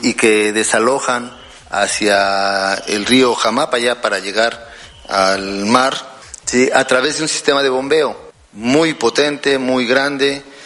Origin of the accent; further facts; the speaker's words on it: Jarocho, Veracruz, Mexico; sentirnos orgullosos de ser jarochos